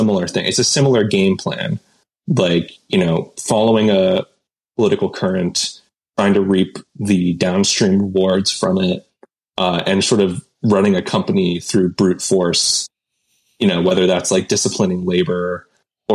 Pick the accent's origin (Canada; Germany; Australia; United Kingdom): Canada; I'm Canadian, but we get a lot of American culture here.